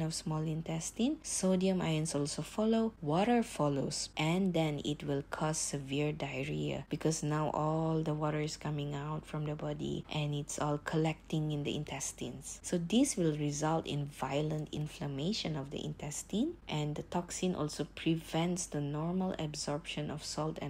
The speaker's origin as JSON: {"language": "English", "country": "Malaysia", "said": "I'm Malaysian."}